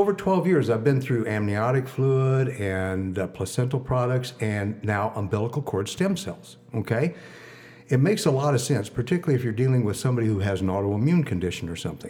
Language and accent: English; Midwest, United States; moved away as an adult; also born or lived in Kansas City; now in New York, United States; I'm a Midwesterner, okay? Lived in New York now for 12 years.